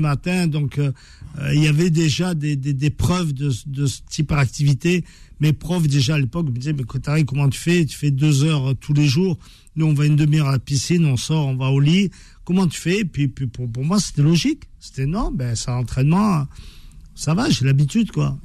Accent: France; on a grandi en France. Euh, on a étudié en France.

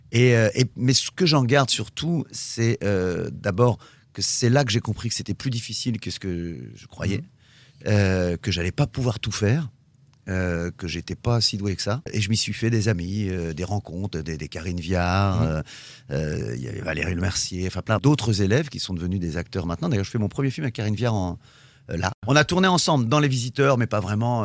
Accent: Normandy, France; je suis normand

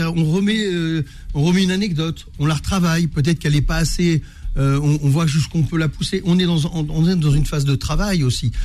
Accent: Trappes, Île-de-France, France; Je suis issu de Trappes

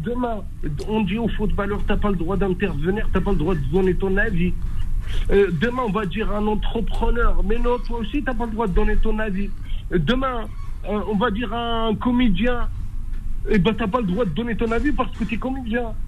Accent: Morocco; je suis marocain.

